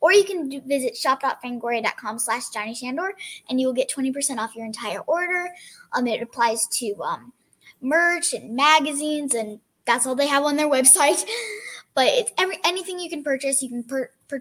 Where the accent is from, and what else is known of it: Kentucky, United States; born or raised there; also born or lived in Kansas